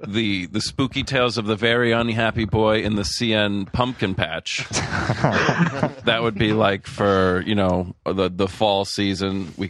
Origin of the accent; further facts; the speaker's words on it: Rhode Island, United States; Well, I grew up in Rhode Island.